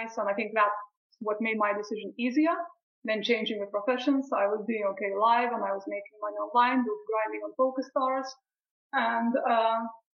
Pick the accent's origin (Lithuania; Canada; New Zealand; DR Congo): Lithuania; also born or lived in Brighton, England; now in England; I'm originally from Lithuania. I moved to England around 15 years ago